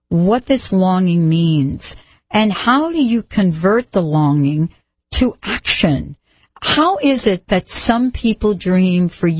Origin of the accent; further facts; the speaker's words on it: New York, United States; I grew up in New York, you know, I didn't even know you could grow grass till I was, you know, I think I was 15